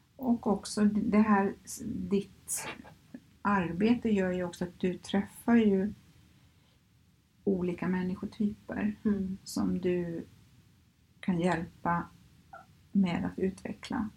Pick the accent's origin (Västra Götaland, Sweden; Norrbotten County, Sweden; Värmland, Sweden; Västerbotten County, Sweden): Västra Götaland, Sweden; Skövde; moved away as an adult; now in Stockholm, Sweden; Jag är ju uppvuxen i Skövde och flyttade hit 1989